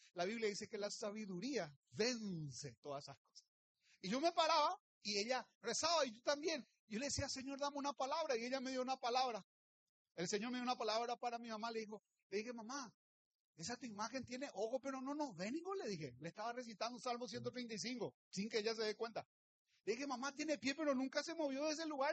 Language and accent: Spanish; Luque, Central, Paraguay; soy del Luque